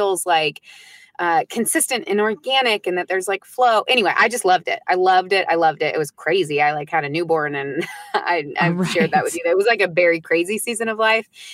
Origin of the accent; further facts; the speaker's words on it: United States; first language English; I'm American. I speak English as my first language